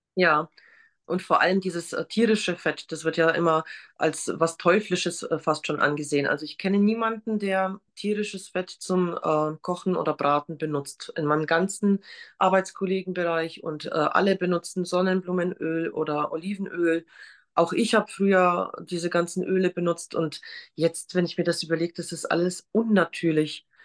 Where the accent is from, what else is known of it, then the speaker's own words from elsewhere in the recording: Poland; now in Germany; Ich komme nämlich ursprünglich aus Polen